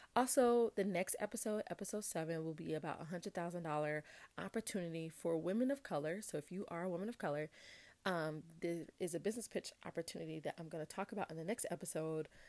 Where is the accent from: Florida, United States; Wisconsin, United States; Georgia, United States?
Georgia, United States; Atlanta; I'm from Atlanta, went to high school at Westlake High School.